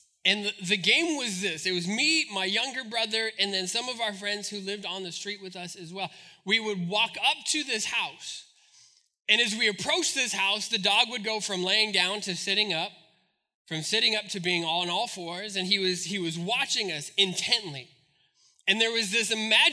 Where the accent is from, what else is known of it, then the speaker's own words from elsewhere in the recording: Albuquerque, New Mexico, United States; We grew up in Albuquerque